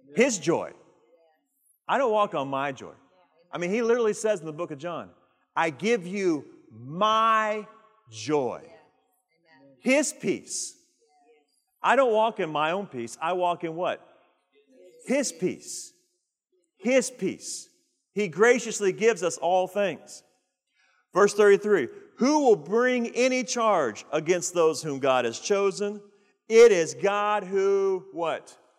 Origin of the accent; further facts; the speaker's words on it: United States; We have rights as American citizens